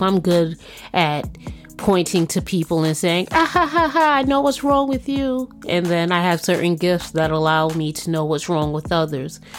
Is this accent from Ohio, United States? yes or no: no; New York City, New York, United States; I'm a New Yorker, born and bred